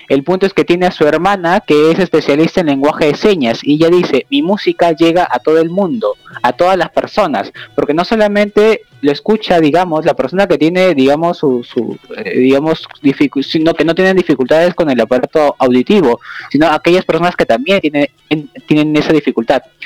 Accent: Peru; como nosotros decimos aquí en Perú

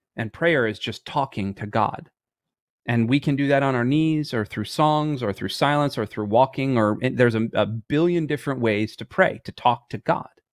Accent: Michigan, United States; I was born in Michigan and all those things. I played ice hockey from when I was three years old up until I was about eighteen.

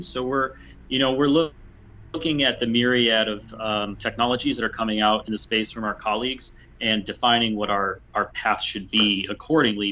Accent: United States; I'm an American

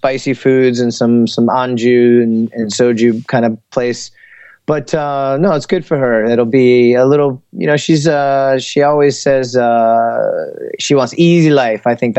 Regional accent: Cincinnati, Ohio, United States; moved away as an adult; also born or lived in Korea; now in South Korea; Well, I'm from Cincinnati

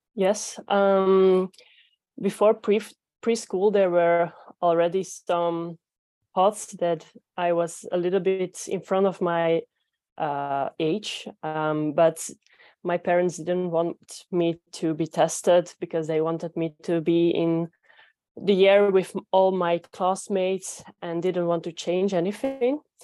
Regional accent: Belgium; English is a second language; I am from Belgium

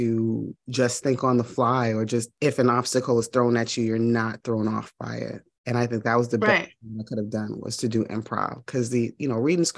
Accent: New York, United States; moved away as an adult; now in Atlanta, United States; I'm originally from New York. I came here for college. Well, my mom moved here, and then that was around after graduating high school. So I've been here 20 years

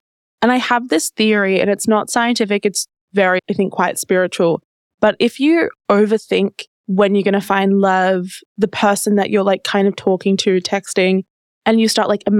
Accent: Australia; I'm from Australia.

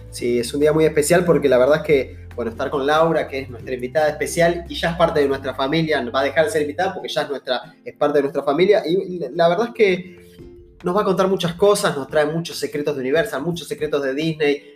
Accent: Argentina; nosotros somos argentinos, estamos en Argentina

